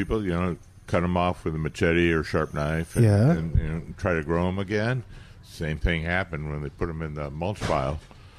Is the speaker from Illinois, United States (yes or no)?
no; Dallas, Texas, United States; I grew up in the Dallas area.